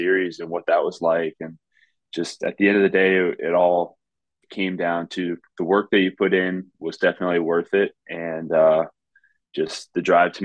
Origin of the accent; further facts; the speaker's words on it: South Florida, United States; what I enjoyed growing up in Florida.